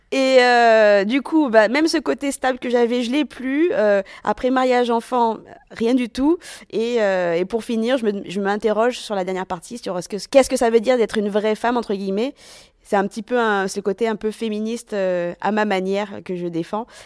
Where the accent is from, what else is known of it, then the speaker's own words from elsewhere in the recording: Madagascar; now in Grenoble, France; Je fais jeune comme tous les malgaches. Et tu sais, quand t'es malgache, on sait pas trop d'où tu viens.